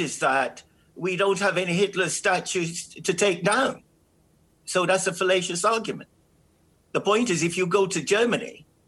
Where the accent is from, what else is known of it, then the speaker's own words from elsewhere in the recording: Jamaica; now in United Kingdom; I'm from Jamaica